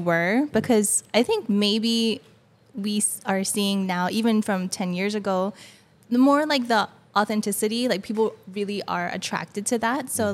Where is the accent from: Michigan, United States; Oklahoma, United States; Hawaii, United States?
Hawaii, United States; Ka'u; I grew up like in Kau